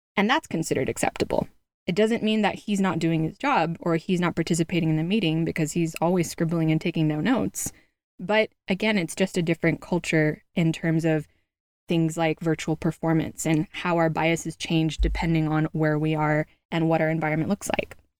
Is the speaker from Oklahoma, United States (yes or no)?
no; California, United States; moved away; out in California, my home state